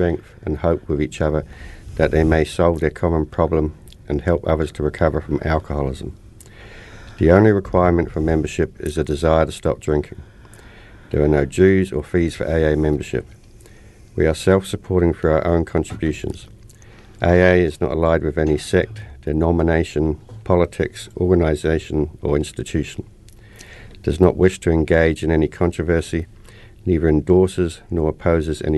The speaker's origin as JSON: {"language": "English", "town": "Inverness", "region": "Scotland", "country": "United Kingdom", "tie": "born or raised there", "said": "I was brought up in Scotland. Inverness, Scotland"}